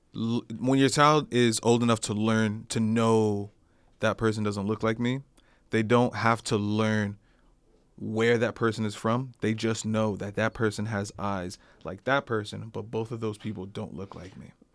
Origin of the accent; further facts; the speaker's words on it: United States; I'm from America